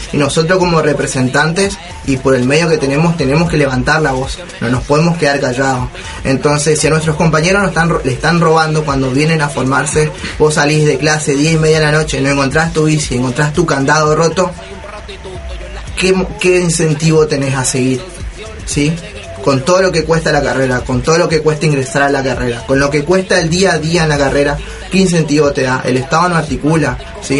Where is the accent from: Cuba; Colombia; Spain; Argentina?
Argentina; nosotros los argentinos